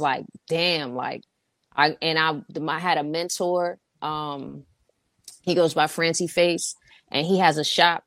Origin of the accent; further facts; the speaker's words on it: New York City, New York, United States; moved away as an adult; now in Los Angeles, United States; I'm from Harlem